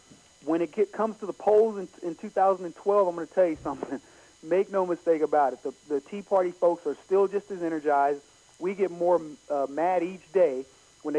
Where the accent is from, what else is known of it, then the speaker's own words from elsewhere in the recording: Brady, Texas, United States; I grew up in the country, in the Deep South of Texas, in a little town called Brady.